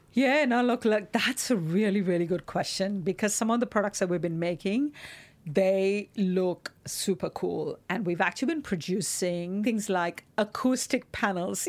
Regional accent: Mumbai, Maharashtra, India; moved away; growing up in Mumbai

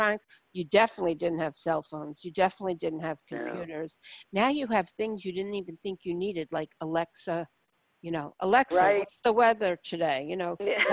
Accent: New York City, New York, United States; I grew up in Brooklyn

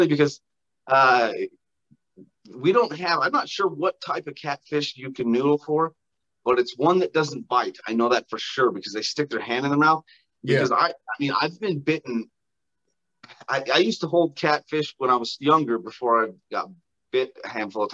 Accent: Utah, United States; I grew up in Utah, which is phenomenal outdoors fishing

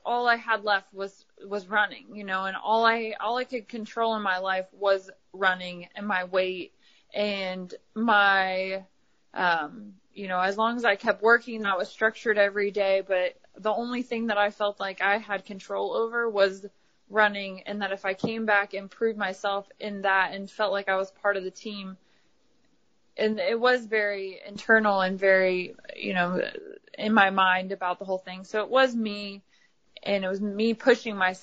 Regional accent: Ohio, United States; moved away as an adult; also born or lived in Kentucky; now in Knoxville, United States; I'm from Ohio, so I moved from, you know, Kentucky to Ohio

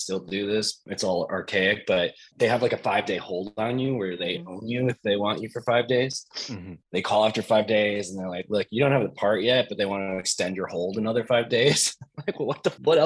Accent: Evanston, Illinois, United States; moved away; I grew up in Evanston, which is where Northwestern is

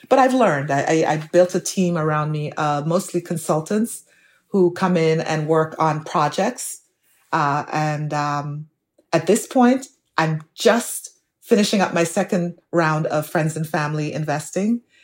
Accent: Jamaica; moved away as an adult; now in United States; my growing up in Jamaica

